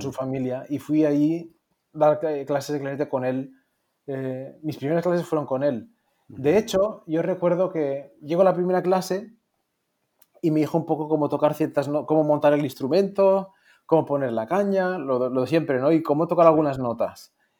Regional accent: Moncofa, Valencian Community, Spain; moved away; also born or lived in Philadelphia; yo soy de, de, un pueblecito pequeñito, Moncofa, en Castellón, y que el edificio más alto pues tendrá cuatro plantas y, aquí todo en mi pueblo se, regía sobre cómo mide el campanario

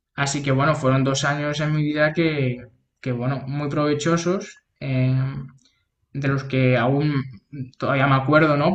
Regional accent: Toledo, Castilla-La Mancha, Spain; moved away as an adult; also born or lived in Madrid; yo soy de Toledo, que está una hora en coche

